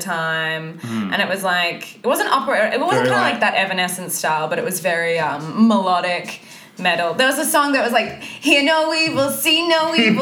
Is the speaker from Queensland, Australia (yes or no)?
no; Wagga Wagga, New South Wales, Australia; born or raised there; moved away; also born or lived in Melbourne